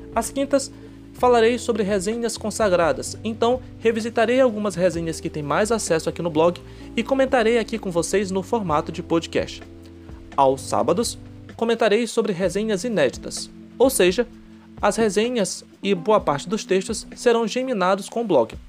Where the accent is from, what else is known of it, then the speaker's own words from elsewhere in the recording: Bragança, Pará, Brazil; sou da cidade de Bragança, Pará